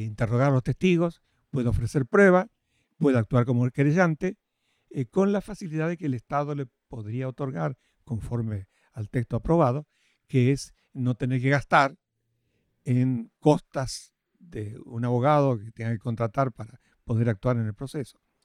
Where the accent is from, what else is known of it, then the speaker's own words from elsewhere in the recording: Rafaela, Santa Fe, Argentina; yo soy oriundo de Rafaela, Santa Fe